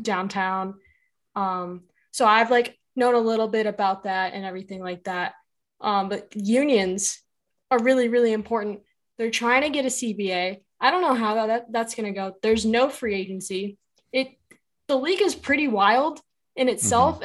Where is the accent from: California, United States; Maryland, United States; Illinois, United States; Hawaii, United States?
Illinois, United States; Chicago; I'm from Chicago